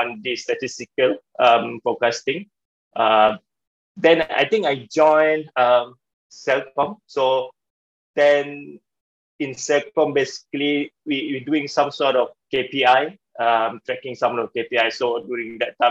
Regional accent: Klang, Selangor, Malaysia; I was born in Klang, Selangor, in one of the village. So I'm a kampung boy, a village boy

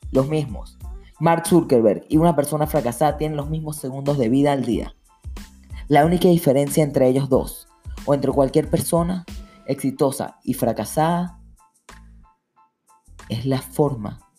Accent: Venezuela; now in New York, United States; Yo soy de Venezuela y estoy en la universidad acá en Nueva York.

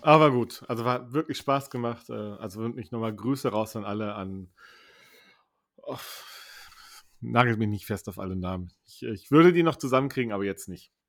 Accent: Cologne, North Rhine-Westphalia, Germany; wir kommen aus Köln

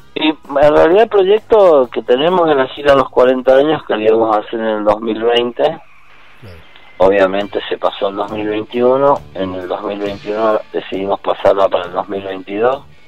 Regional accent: Mendoza, Argentina; moved away as an adult; also born or lived in Mexico; yo soy mendocino de pura cepa

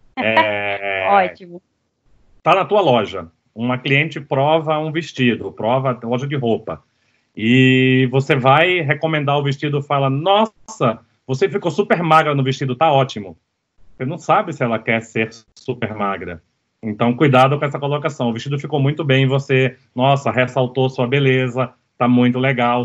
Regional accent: Recife, Pernambuco, Brazil; eu cresci em Recife

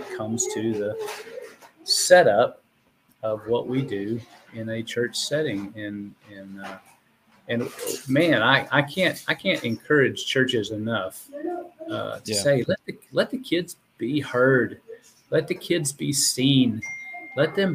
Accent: Houston, Texas, United States; I grew up in the Houston area

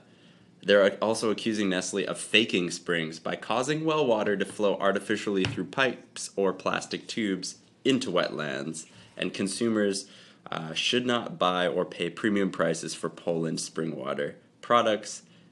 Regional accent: Canada; we're Canadian.

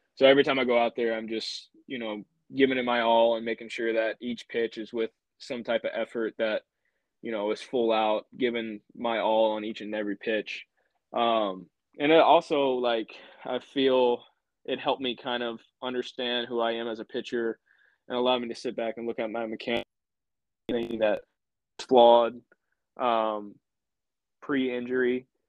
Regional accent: Louisiana, United States; growing up in Louisiana, you always go to Alex Box

